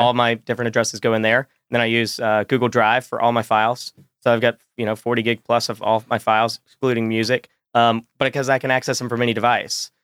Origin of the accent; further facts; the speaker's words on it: Roanoke, Virginia, United States; I'm eight years old. I'm from Roanoke, Virginia